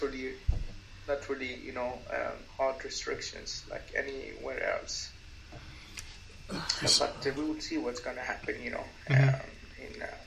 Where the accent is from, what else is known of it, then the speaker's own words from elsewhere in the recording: Stockholm, Stockholm County, Sweden; I'm from Stockholm, Sweden